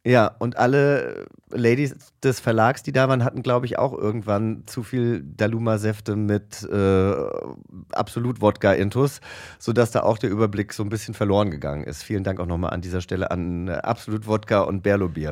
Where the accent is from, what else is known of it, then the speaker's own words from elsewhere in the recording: Langgöns, Hesse, Germany; mein Heimatdorf Langgöns